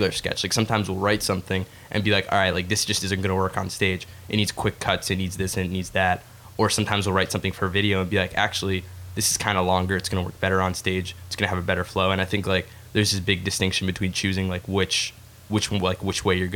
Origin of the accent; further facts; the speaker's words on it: Egypt; I'm from Egypt. I'm Arab